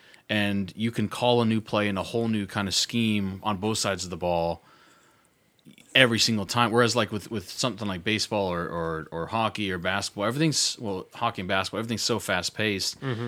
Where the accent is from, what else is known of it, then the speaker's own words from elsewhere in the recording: Minnesota, United States; born there; I was born in Minnesota, so I think I've always kind of like...